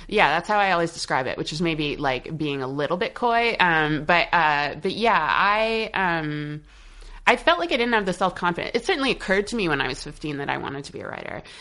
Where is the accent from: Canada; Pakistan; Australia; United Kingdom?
Canada; Montreal, Quebec; moved away as an adult; now in United States; since I left Montreal, I left Montreal in um, 2005.